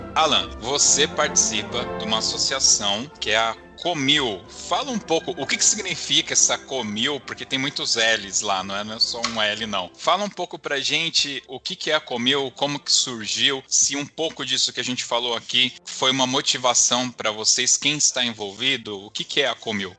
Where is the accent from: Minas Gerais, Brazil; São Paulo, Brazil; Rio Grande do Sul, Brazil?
São Paulo, Brazil; nós que somos de São Paulo